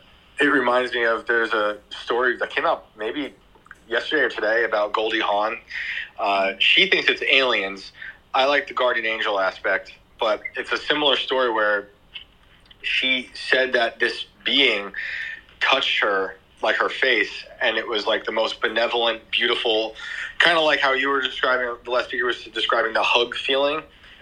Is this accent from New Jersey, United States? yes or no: no; New York, United States; Yeah, that's I grew up near West Point in New York